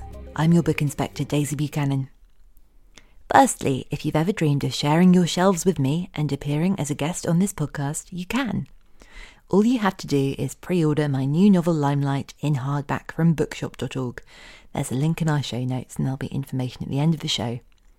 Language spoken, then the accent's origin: English; United Kingdom; I think as well, as a British reader, that world is still, it seems so exotic and glamorous to me.